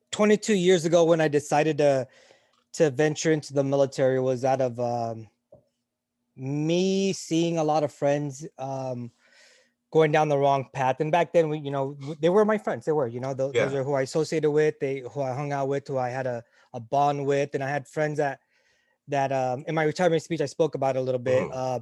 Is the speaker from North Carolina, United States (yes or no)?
yes; North Carolina, United States; And my growing up in North Carolina, my dream was to go to UNC Chapel Hill, to go to med school there.